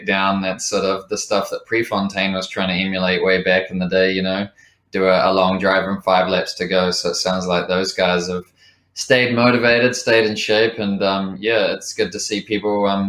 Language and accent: English; Lower Hutt, Wellington, New Zealand; working my way up through some of the more challenging kitchens in Lower Hutt, my hometown